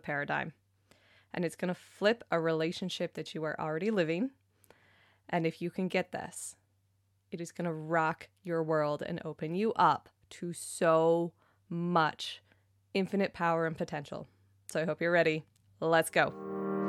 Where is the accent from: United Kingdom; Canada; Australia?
Canada; I'm Canadian